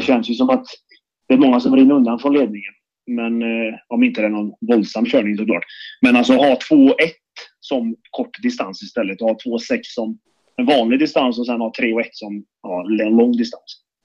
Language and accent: Swedish; Karlstad, Värmland, Sweden; när jag var liten fick jag hänga med till Färjestads travbana, för jag är från Karlstad